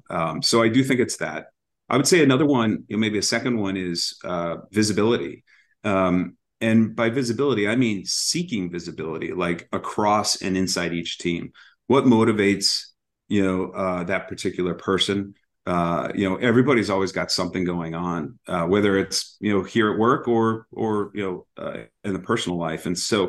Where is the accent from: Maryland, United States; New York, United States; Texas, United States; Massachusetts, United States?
Massachusetts, United States; also born or lived in Chicago / Arizona; So I moved around a lot as a kid. It was you know, all the way back, born in Chicago, moved to Arizona, back to Chicago, landed in Massachusetts, and really have been here ever sinc